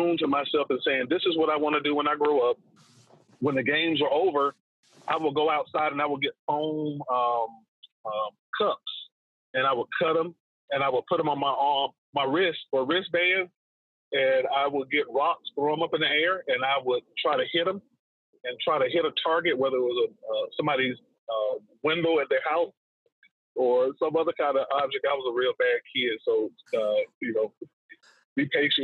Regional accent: Atlanta, Georgia, United States; I was born and raised in Northwest Atlanta

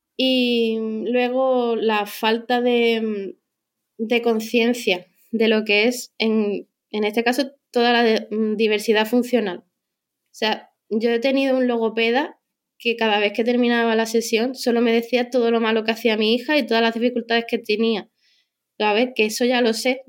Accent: Cádiz, Andalusia, Spain; moved away as an adult; now in Madrid, Spain; yo soy de Cádiz

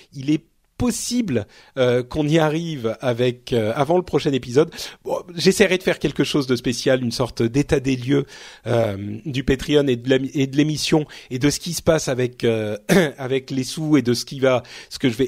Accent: Paris, Île-de-France, France; je suis un Parisien, Parisien né. Je suis un Parigo tête de veau

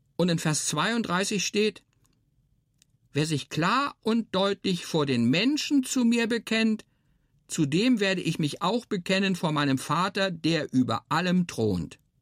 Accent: Hermannsburg, Lower Saxony, Germany; now in Marzhausen, Germany; Ich bin in Hermannsburg in der Lüneburger Heide aufgewachsen.

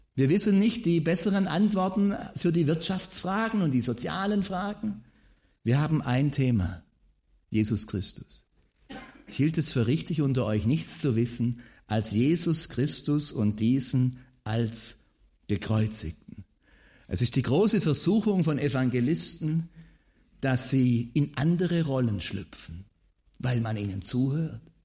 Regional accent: Swabia, Germany; Als Schwabe ist man ja immer äh, bemüht darum, äh, so den Eindruck zu erwecken, man äh, wäre arm, nicht reich.

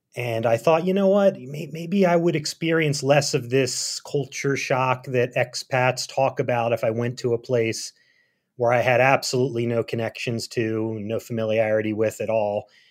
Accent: Philadelphia, Pennsylvania, United States; moved away as an adult; also born or lived in Berlin, Germany / Hazard, Kentucky; I grew up in Philadelphia

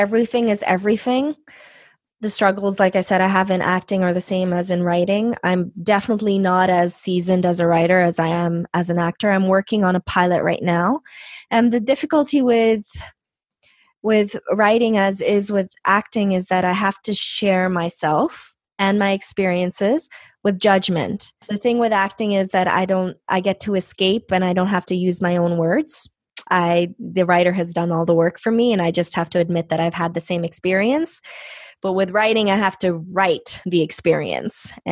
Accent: Canada; first language Punjabi; English is a second language; I was born in Canada

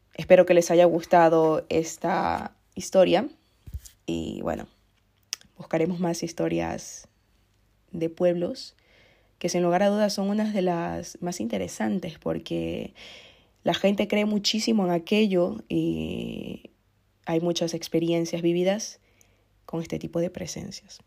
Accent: Ecuador; Ecuador, que es el país de donde soy yo

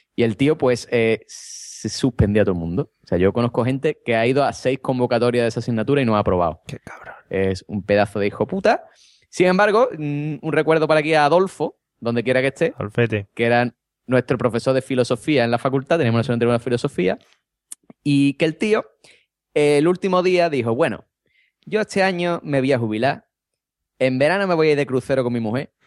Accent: Vejer de la Frontera, Andalusia, Spain; aquí en mi pueblo

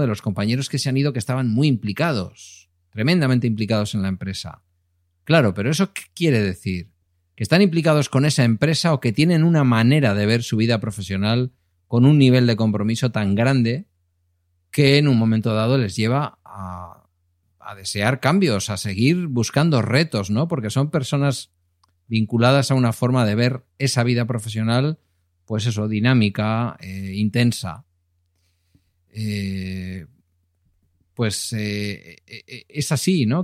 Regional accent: Galdakao, Basque Country, Spain; cuando ya me presenté a, alcalde en mi pueblo

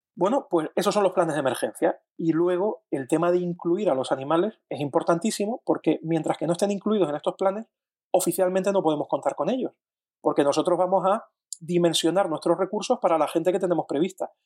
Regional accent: Canary Islands, Spain; yo, que soy canario digo guagua

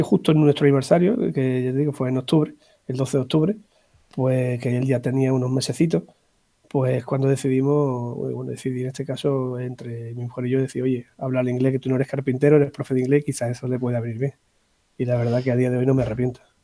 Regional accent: Andalusia, Spain; also born or lived in Extremadura; now in Zafra, Spain; soy andaluz de, procedencia, pero llevo ya más de 24 años aquí por Extremadura

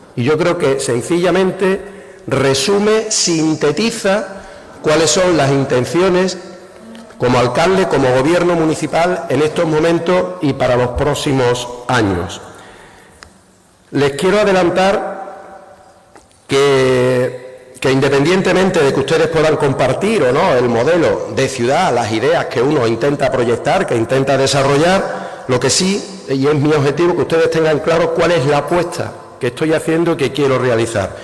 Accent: Andalusia, Spain; los andaluces y las andaluzas

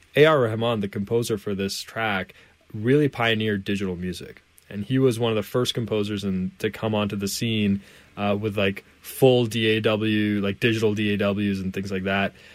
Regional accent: Canada; I'm from Canada, of course, and so for me, Canada is home.

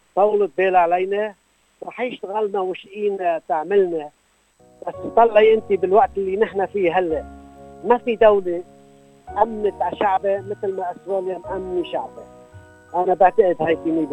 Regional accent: Lebanon; moved away as an adult; also born or lived in Beirut; now in Australia; بضيعتي كرم المهر وكيف كنا نشتغل مع بي بالارض

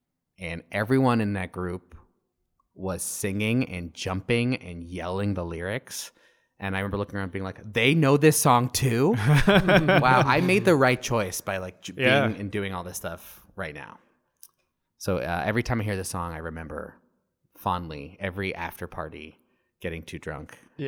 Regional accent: Arizona, United States; moved away as an adult; I had just moved across the country. I'm from Arizona, and I had just moved away all the way to Connecticut for the first time.

